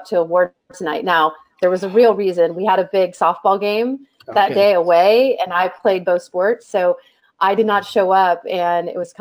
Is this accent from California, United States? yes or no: yes; San Mateo, California, United States; I grew up in San Mateo, California